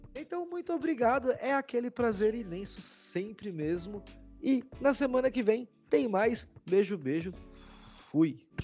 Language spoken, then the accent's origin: Portuguese; Brazil; como bons brasileiros